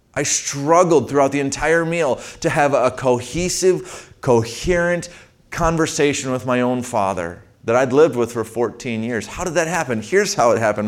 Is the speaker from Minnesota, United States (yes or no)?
yes; Saint Paul, Minnesota, United States; I grew up in Saint Paul, Minnesota